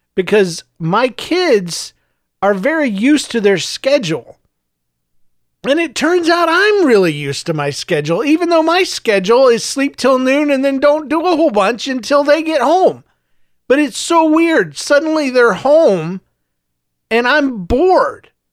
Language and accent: English; the South, United States; also born or lived in Saint Louis; now in St. Louis, United States; I was raised in the South and I was raised in a smaller town, s, a couple of smaller towns, actually